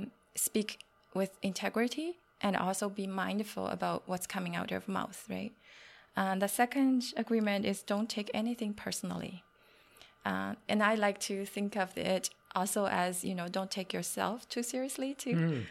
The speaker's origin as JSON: {"language": "English", "country": "China", "second_language": "English", "moved": "yes", "said": "I came from China many years ago, and there's a big cultural difference between what we do in China and what we do here."}